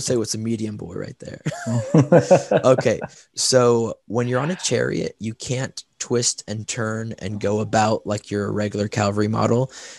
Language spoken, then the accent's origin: English; the South, United States; I'm from the South. We don't really speak English well.